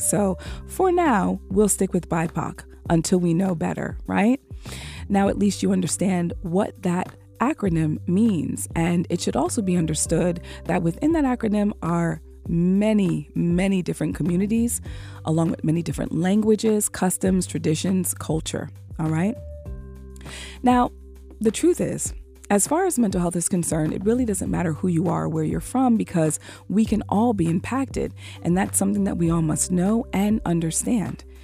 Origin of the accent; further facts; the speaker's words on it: United States; as an African American woman